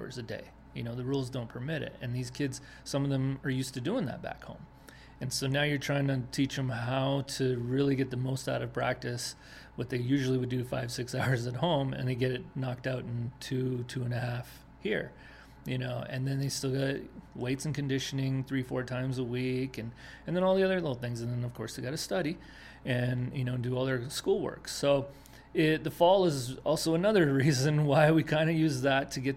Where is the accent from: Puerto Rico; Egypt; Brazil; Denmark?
Denmark; moved away; also born or lived in Winnipeg, Canada / South Carolina; I was born and raised in Denmark